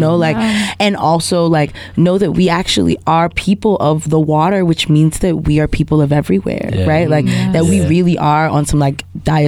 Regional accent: New York City, New York, United States; moved away as an adult; now in Alabama, United States; I'm from Queens. My people are from Trinidad and Nigeria, right? But I'm only from Queens because I was born there.

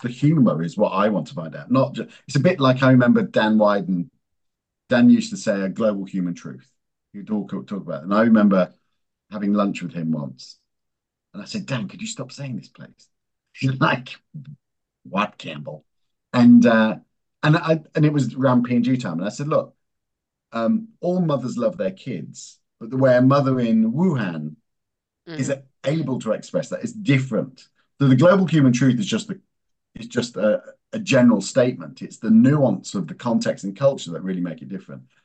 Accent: England, United Kingdom; moved away as an adult; also born or lived in America; I was born in England. Uh, then my mum uh, was Italian

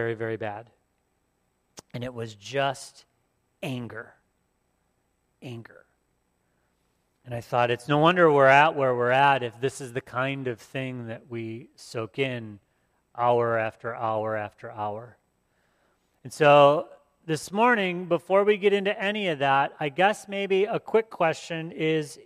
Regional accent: Port Huron, Michigan, United States; my hometown of Port Huron

